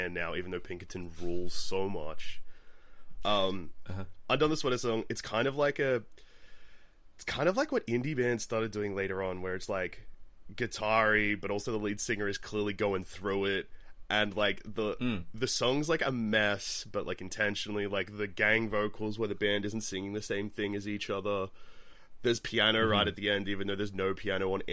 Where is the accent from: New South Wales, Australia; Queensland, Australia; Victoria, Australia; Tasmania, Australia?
Victoria, Australia; Melbourne; I'm from Melbourne.